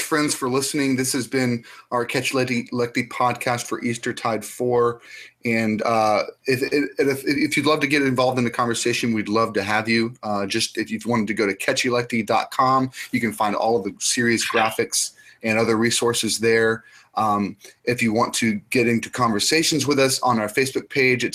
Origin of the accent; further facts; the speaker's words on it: United States